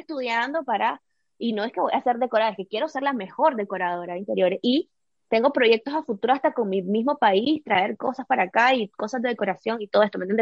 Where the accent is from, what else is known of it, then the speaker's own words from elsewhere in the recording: Nicaragua; moved away as an adult; vengo de Nicaragua y Nicaragua es un país así, es súper soleado